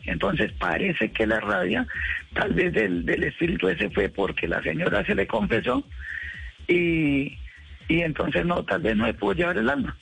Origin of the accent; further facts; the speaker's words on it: Cúcuta, Norte de Santander, Colombia; mi Cúcuta, o sea, a mi tierra natal